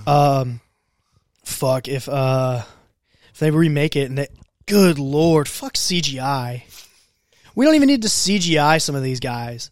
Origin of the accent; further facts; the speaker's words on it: United States; I grew up in Benton County